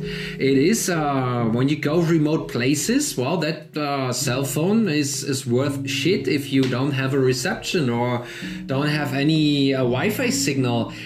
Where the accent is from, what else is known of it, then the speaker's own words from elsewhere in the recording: Germany; accent: German; English is a second language; I'm German, as you are obviously figure with my lovely accent.